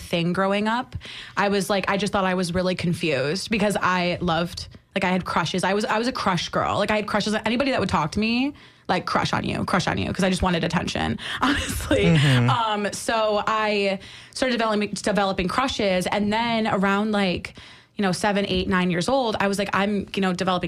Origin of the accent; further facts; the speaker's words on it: upstate New York, United States; now in St. Petersburg, United States; I'm from upstate